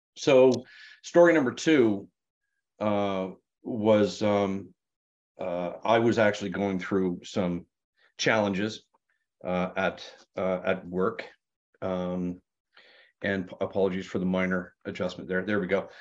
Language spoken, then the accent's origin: English; Sarnia, Ontario, Canada; moved away; Sarnia, Ontario, Canada. And I went, "Oh my God, that's my hometown."